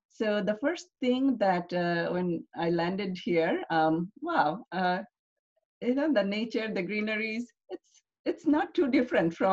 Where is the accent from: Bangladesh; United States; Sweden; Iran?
Bangladesh; English is a second language; I was I grew up in a middle clas